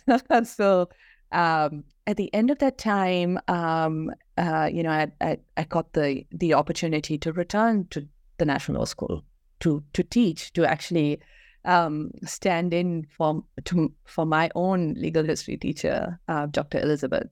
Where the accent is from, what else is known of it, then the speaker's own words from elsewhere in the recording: Kerala, India; moved away as an adult; also born or lived in Bangalore; I grew up in Kerala, um, went to school there, um, and moved, um, to Bangalore, um, for my undergrad degree